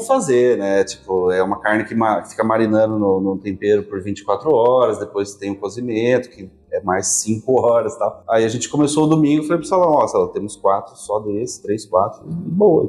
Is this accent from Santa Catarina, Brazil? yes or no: no; Piracicaba, São Paulo, Brazil; Eu sou de Piracicaba, sim, nascido